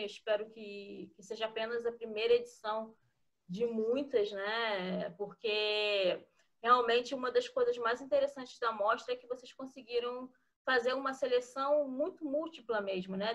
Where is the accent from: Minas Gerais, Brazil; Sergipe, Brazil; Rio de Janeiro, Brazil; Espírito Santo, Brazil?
Rio de Janeiro, Brazil; eu sou carioca, eu nasci na cidade do Rio mesmo